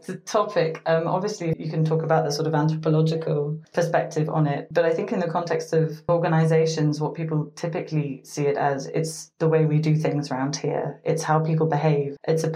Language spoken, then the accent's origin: English; United States; I was born to British parents, but I grew up in the United States, and I've also spent a number of years living in different parts of the world.